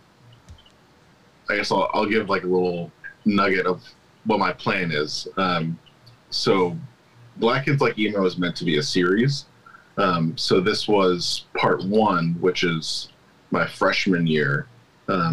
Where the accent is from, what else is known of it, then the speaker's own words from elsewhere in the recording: Santa Rosa, California, United States; Sonoma County. I grew up in Santa Rosa